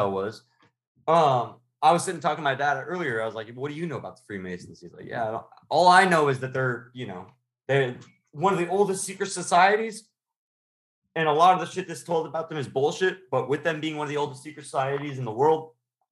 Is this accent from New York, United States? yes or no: no; California, United States; we're all from California in general